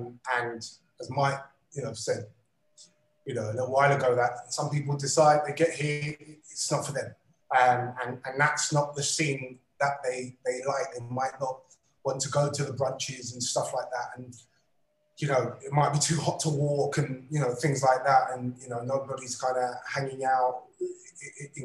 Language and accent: English; London, United Kingdom; moved away as an adult; my hometown, my beloved London